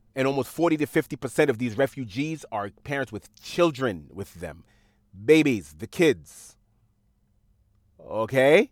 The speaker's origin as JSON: {"language": "English", "town": "New York City", "region": "New York", "country": "United States", "tie": "born or raised there", "said": "when I was growing up in Queens, I would go on Jamaica Avenue"}